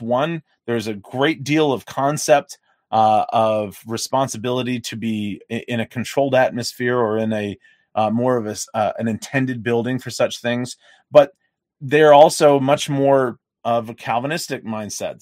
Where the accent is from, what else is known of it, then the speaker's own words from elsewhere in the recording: the South, United States; I grew up in the South